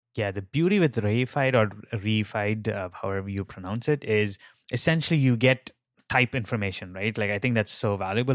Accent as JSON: {"language": "English", "country": "India", "tie": "born or raised there", "moved": "yes", "said": "I grew up in India and, like, that's where, like, I learned, like, some of my early days in programming."}